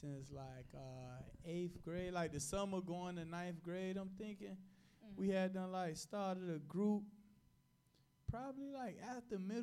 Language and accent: English; Miami, Florida, United States; I was born in Liberty City